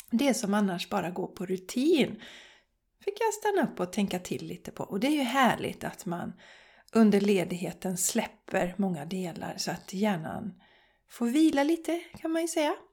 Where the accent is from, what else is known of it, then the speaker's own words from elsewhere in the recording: Borås, Västra Götaland, Sweden; Vi var bland annat i Borås som är min hemstad. Jag är uppväxt i Borås och jag visade mina smultronställen för Charlie.